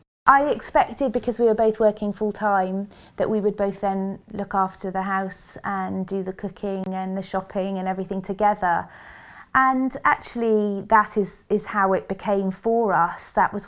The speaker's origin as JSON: {"language": "English", "region": "Wales", "country": "United Kingdom", "tie": "born or raised there", "said": "And I was raised by two Welsh parents in Wales with two sets of Welsh grandparents, and I was not exposed to much diversity at all in my upbringing."}